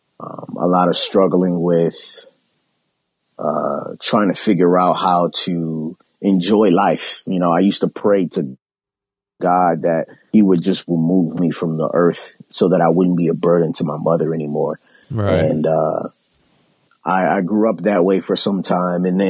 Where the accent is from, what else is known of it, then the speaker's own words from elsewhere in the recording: Baltimore, Maryland, United States; also born or lived in California; I'm from originally from Baltimore, Maryland.